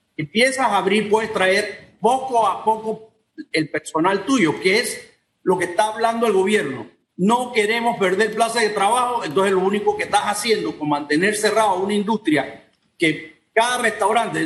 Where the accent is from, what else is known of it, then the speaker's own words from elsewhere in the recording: Panama; Yo como panameño